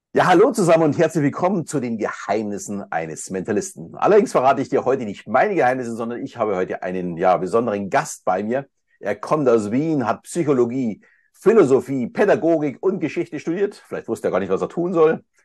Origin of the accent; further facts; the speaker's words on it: Munich, Bavaria, Germany; uns ist ja tatsächlich Österreich sehr, sehr nahe als Münchner